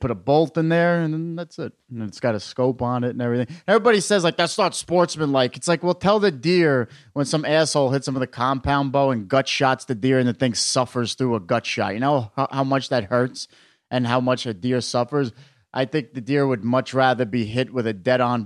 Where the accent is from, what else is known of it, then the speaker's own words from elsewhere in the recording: United States; I grew up like 15 minutes outside of New York City.